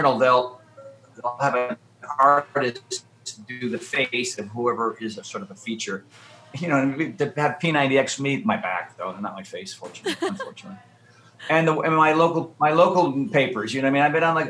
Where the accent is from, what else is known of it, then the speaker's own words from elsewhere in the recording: Connecticut, United States; when I was a wee lad growing up in Connecticut or on the East Coast, you know, I was a bit of a scaredy cat.